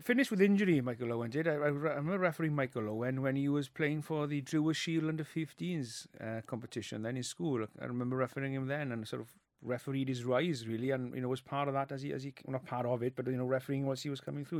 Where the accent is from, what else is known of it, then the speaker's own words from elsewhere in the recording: Wales, United Kingdom; first language Welsh; English is a second language; when I was brought up there, I, my first language is Welsh.